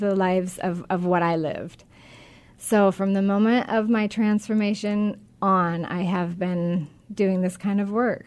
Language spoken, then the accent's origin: English; Monroe, Washington, United States; I grew up in Washington. I grew up um, actually out north in the Monroe area